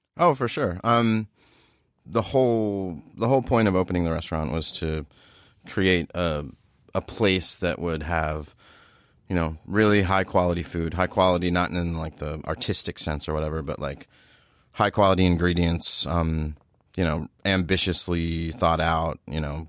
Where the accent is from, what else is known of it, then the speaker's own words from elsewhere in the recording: Baltimore, Maryland, United States; as a kid, I lived in, I grew up in Baltimore